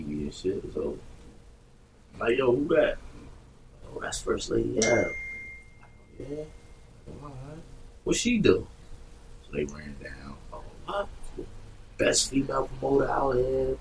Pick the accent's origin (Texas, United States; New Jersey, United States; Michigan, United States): New Jersey, United States; Grand Street Projects; I grew up in two buildings. My projects only had two buildings. I grew up in Grand Street Project